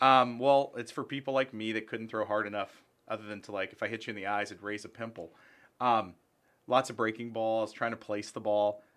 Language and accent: English; Charleston, West Virginia, United States; also born or lived in Belle, West Virginia / Dupont City, West Virginia; I'm from Charleston, West Virginia. I, I actually started in a place called Bell and then DuPont City